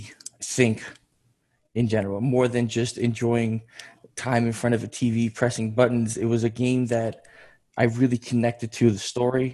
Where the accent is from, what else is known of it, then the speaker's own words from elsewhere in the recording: Georgia; also born or lived in New York, United States; now in Tennessee, United States; I come from the Republic of Georgia over in on the Asian continent.